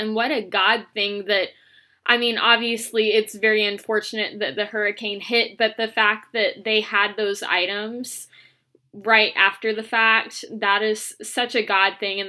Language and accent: English; Southern Illinois, United States; I'm from Southern Illinois, and I live 6 hours from Chicago. I live so far south that I'm like 30 minutes from Missouri, an hour from Kentucky, and just a bunch of different states down here.